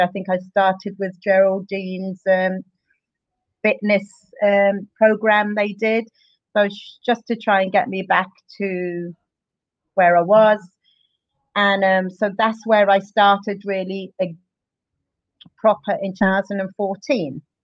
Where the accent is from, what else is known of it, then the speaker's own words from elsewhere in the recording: Luton, East of England, United Kingdom; moved away as an adult; also born or lived in Dundalk, Ireland; now in Ireland; I'm originally from England. I, I a place called Luton. I moved over here in 2001.